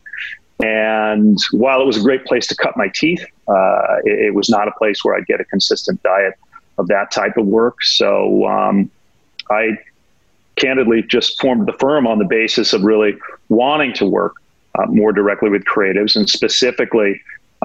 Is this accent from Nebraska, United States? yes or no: no; Laguna Beach, California, United States; moved away as an adult; also born or lived in Los Angeles, United States; now in New York, United States; I was born in LA, so West Coast guy, born and raised in Laguna Beach